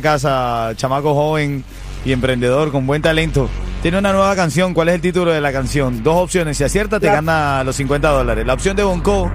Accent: Venezuela; como venezolano

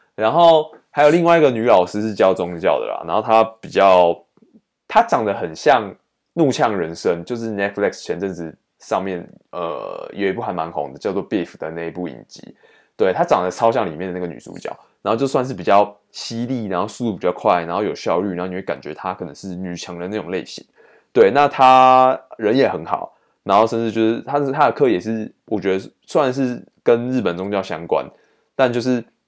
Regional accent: Taiwan; 我们台湾这边有在用的汉字

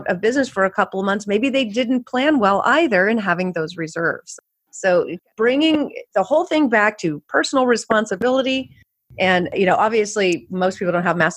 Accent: California, United States; I grew up in California

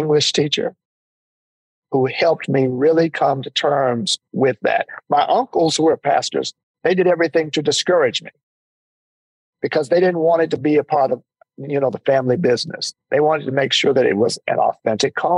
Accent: Jackson, Mississippi, United States; also born or lived in Waterloo, Iowa / Washington, D.C.; I grew up in Jackson, Mississippi. I was born in Waterloo, Iowa, but I grew up in Jackson, Mississippi.

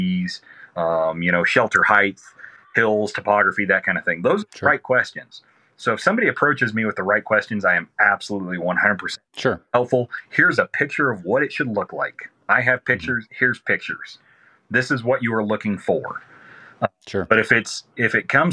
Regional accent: Southeast Arizona, United States; I'm from Southeast Arizona.

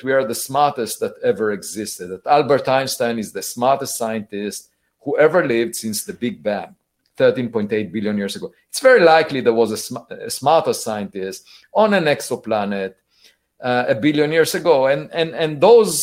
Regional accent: Israel; now in United States; I was born in Israel

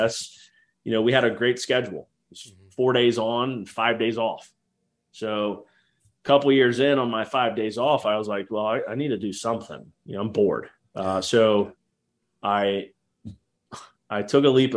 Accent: Jacksonville, Florida, United States; also born or lived in Houston, Texas; we grew up in Jacksonville and this is a very large naval, city

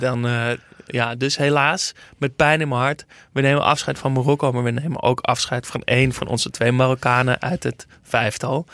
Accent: Netherlands; als Nederlander

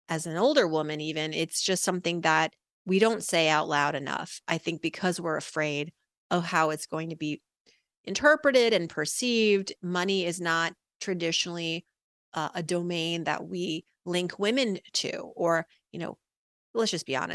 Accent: Worcester, Massachusetts, United States; born there; i am the daughter of immigrants from iran they moved here my parents in the late 70s and I was born in 1980 in Worcester, Massachusetts.

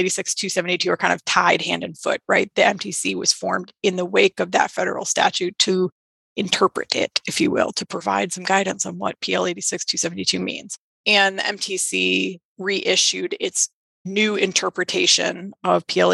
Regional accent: Maine, United States; Maine, my home state

